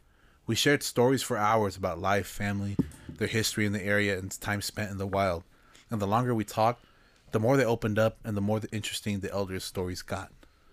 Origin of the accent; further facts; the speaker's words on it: Arizona, United States; Growing up in Arizona... Myths and legends are a part of life.